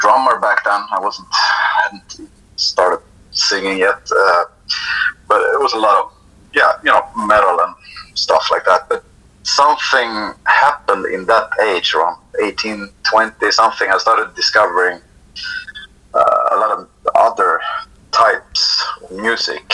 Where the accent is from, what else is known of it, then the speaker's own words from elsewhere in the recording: Sweden; It was really dull growing up in Sweden